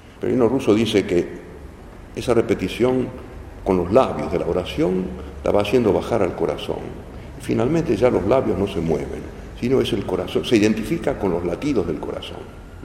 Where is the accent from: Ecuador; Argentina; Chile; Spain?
Argentina; los argentinos somos argentinos